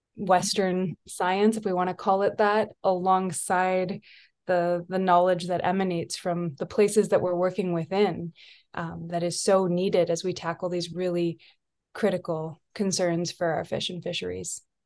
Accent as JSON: {"language": "English", "country": "Canada", "tie": "born or raised there", "also_born_or_lived": "Nisga'a territory, British Columbia", "moved": "yes", "lives_now": "British Columbia, Canada", "said": "I was raised far outside of of this place, um, on the opposite side of Canada, and was raised in Mi'kma'ki"}